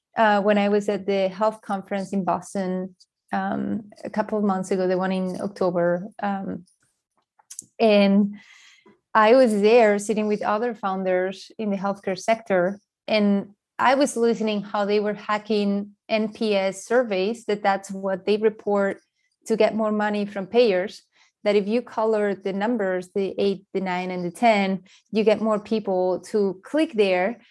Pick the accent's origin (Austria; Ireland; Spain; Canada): Spain; moved away; I grew up in Spain